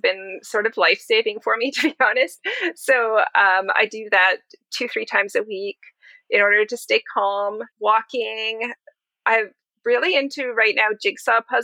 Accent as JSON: {"language": "English", "town": "Vancouver", "region": "British Columbia", "country": "Canada", "tie": "born or raised there", "said": "Vancouver, which is my hometown"}